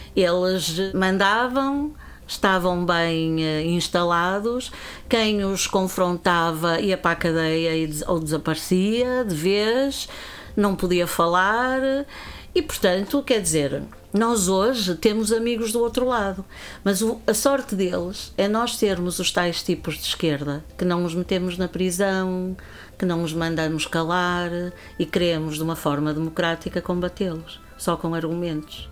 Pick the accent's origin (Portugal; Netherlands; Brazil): Portugal; Viana do Castelo, Norte; rua General Luís do Rego, por acaso a rua onde eu nasci, onde morava a minha avó